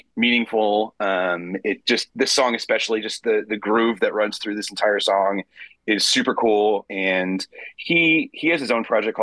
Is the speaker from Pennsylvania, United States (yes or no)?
yes; Pennsylvania, United States; I grew up in Pennsylvania